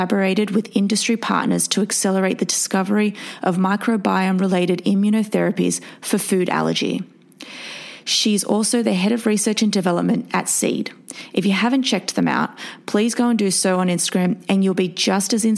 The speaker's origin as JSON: {"language": "English", "country": "Australia", "moved": "yes", "lives_now": "New York City, United States", "said": "medical neuroscientist from Australia living in New York City"}